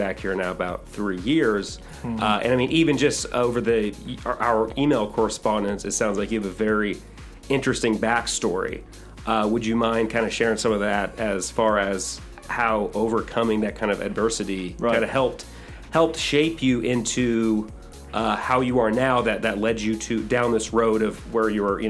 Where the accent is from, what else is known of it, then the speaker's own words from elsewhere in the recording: Springfield, Missouri, United States; moved away as an adult; also born or lived in Las Vegas / St. Louis; I grew up in Springfield